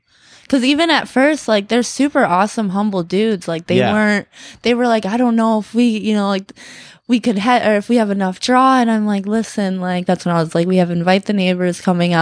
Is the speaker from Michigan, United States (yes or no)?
yes; Detroit, Michigan, United States; I'm from Detroit, the area